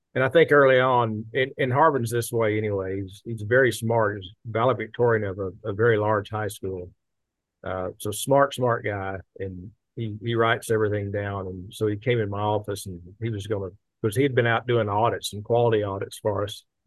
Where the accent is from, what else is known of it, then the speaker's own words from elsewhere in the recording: Tyler, Texas, United States; we, we grew up in around Tyler, Texas